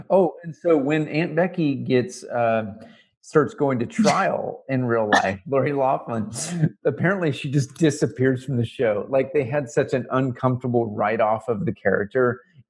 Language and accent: English; Canada; now in United States; As a Canadian living in the South.